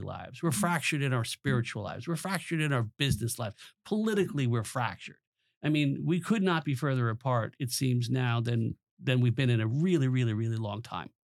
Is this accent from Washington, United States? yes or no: no; Long Island, New York, United States; moved away as an adult; also born or lived in New Jersey; I grew up on Long Island from a, parents of immigrants